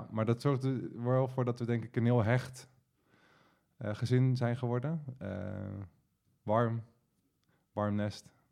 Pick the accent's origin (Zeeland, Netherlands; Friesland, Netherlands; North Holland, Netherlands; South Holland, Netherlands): South Holland, Netherlands; Delft; Ook in Delft.